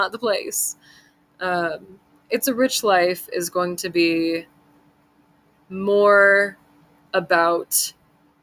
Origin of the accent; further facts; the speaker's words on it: Southern California, United States; moved away as an adult; now in Montana, United States; I grew up in Southern California, which I don't know if you could tell from my voice, but I've lived there my whole life and I was born and raised Southern California